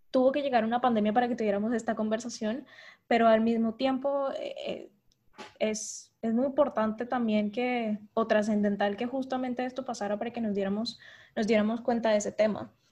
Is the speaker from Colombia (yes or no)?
yes; Colombia; como ciudadanía y como colombianos hemos decidido hacernos los de la, los de la vista gorda